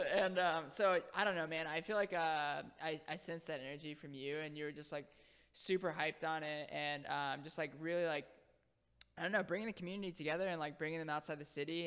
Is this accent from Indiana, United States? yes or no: no; Palm Bay, Florida, United States; moved away as an adult; also born or lived in Harlem, New York City / The Bronx, New York City; now in New York City, United States; I grew up in Florida